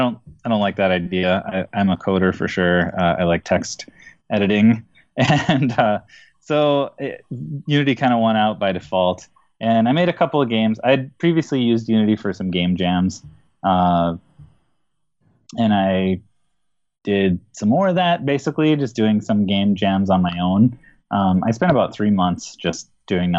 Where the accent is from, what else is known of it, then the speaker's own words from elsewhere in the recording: Minneapolis, Minnesota, United States; I hail from Minneapolis, Minnesota